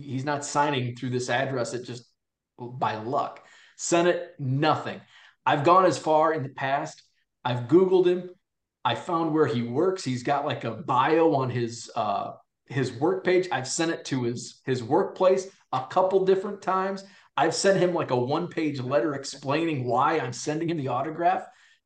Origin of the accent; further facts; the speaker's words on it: Peoria, Illinois, United States; I grew up in Illinois and, you know, lived kind of in the Peoria area